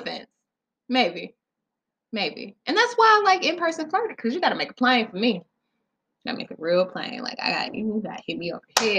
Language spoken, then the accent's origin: English; the South, United States; I'm from the South.